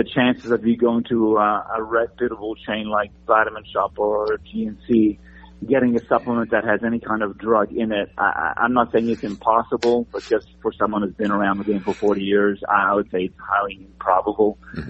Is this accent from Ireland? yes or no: no; Italy; moved away; You know, I came over from Italy, wanting to be Mr. Olympia like every other Italian or European bodybuilder in the 80s.